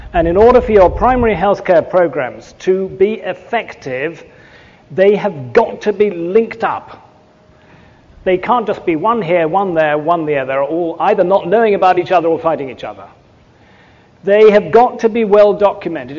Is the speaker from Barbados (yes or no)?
no; England, United Kingdom; I'm English